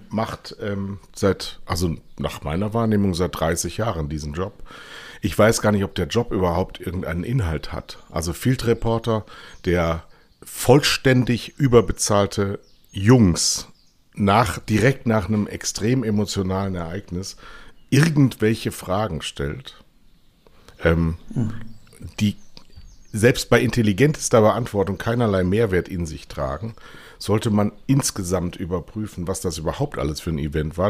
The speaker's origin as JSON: {"language": "German", "country": "Germany", "said": "als Deutscher"}